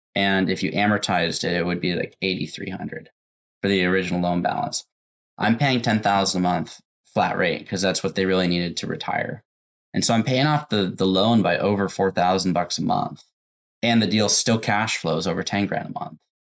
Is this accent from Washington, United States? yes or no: yes; Tacoma, Washington, United States; also born or lived in Renton, Washington; From Washington. I was born in Tacoma